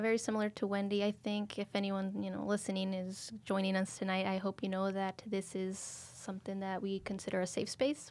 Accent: Mexico; moved away; I was born in Mexico, so we are traditionally Catholic

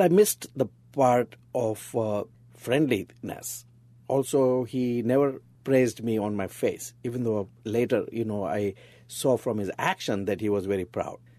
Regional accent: Mumbai, Maharashtra, India; moved away as an adult; now in United States; We moved to Bombay when I was two and a half years old

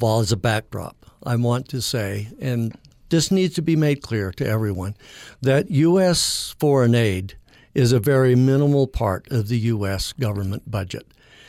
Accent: Logan, Utah, United States; now in St. George, United States; Born and raised in Logan. And, of course, went to school here as well.

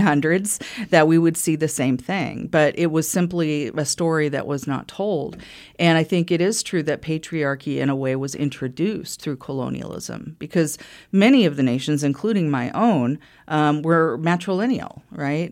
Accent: Wichita, Kansas, United States; also born or lived in Lawrence, Kansas; I grew up in Wichita

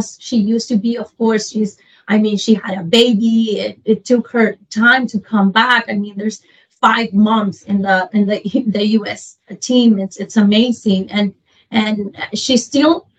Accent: Honduras; moved away; I'm from Honduras

